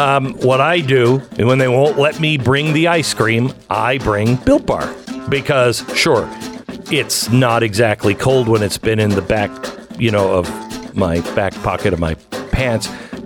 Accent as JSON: {"language": "English", "town": "Seattle", "region": "Washington", "country": "United States", "said": "And I said, I'm from Seattle. I'm from the West Coast."}